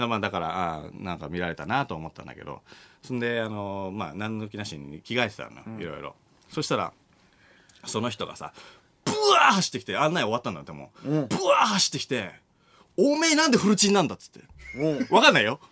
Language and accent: Japanese; Machiya, Tokyo, Japan; 俺の地元の町屋